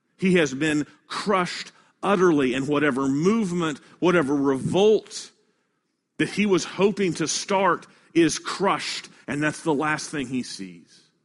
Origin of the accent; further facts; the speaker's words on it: Kansas City, Midwest, United States; now in Baton Rouge, United States; I come from the Midwest, and this time of the year is tornado season, because I live in a place called Tornado Alley, uh, up in Kansas City